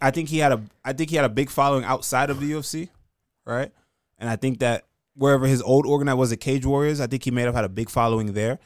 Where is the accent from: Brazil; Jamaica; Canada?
Jamaica; now in New York, United States; I'm from Jamaican kid that lives in New York